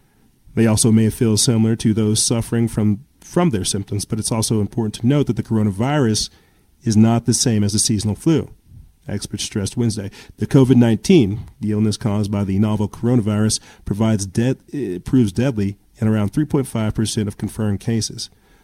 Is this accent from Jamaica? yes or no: no; United States; you know, I'm American.